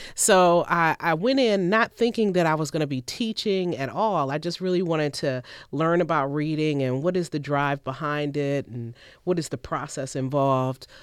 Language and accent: English; Cleveland, Ohio, United States; moved away as an adult; I'm originally from Cleveland, Ohio